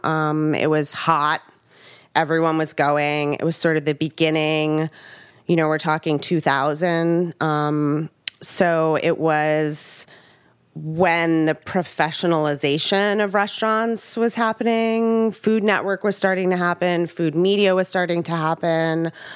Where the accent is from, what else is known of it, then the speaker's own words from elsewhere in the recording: Long Island, New York, United States; I grew up on Long Island